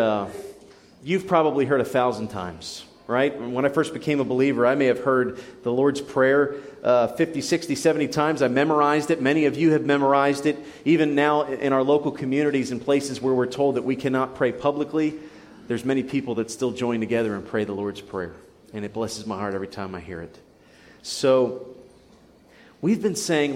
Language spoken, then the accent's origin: English; United States; we're American.